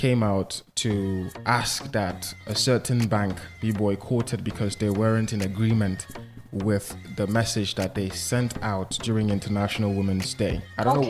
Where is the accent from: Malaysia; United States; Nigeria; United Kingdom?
Nigeria; Lagos; I grew up in Lagos